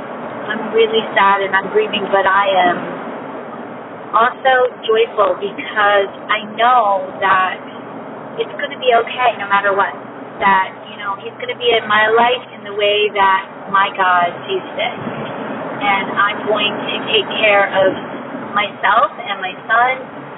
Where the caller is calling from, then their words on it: Maryland, United States; calling from Maryland.